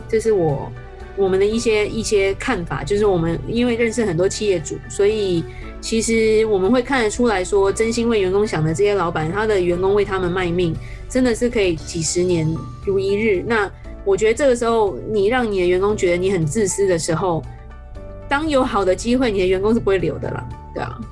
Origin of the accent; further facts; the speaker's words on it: Taiwan; 我们台湾人